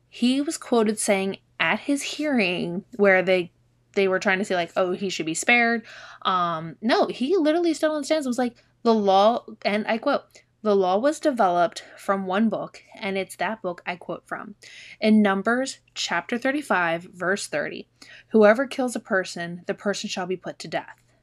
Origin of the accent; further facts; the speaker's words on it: Maryland, United States; now in Delaware, United States; I grew up in Maryland, like, right across the border between Maryland and Delaware.